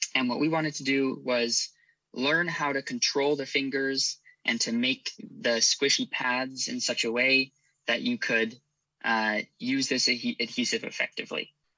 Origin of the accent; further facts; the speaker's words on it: Irvine, California, United States; also born or lived in Santa Barbara, California / Stanford, California; I was raised in Irvine, California